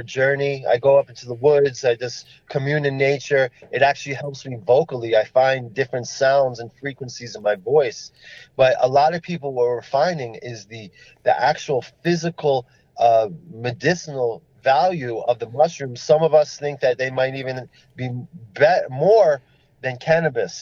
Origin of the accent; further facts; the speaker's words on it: New Jersey, United States; now in Colorado, United States; I was just growing up in New Jersey, you know, playing basketball or football and eating pizza.